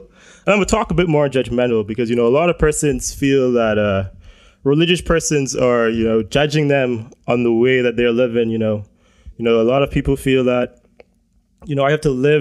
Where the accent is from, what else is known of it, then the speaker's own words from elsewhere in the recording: Bahamas; growing up in the Bahamas is a Christian nation